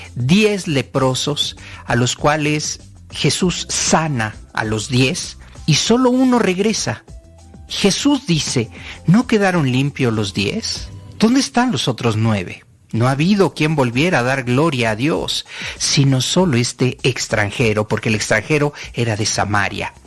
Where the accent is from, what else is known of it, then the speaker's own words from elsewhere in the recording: Mexico; como latino, como mexicano